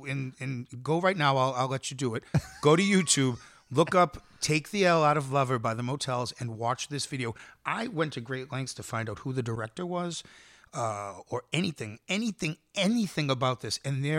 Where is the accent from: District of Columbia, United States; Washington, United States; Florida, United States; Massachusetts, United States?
Massachusetts, United States; Boston; accent: Boston; also born or lived in Miami; my Boston accent